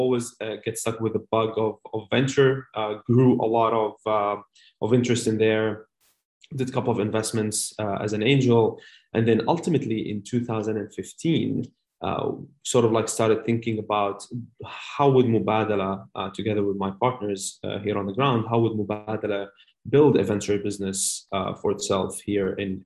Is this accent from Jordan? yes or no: yes; Amman, Amman Governorate, Jordan; moved away as an adult; also born or lived in United Arab Emirates; So I'm originally actually from Amman, Jordan, in the Middle East.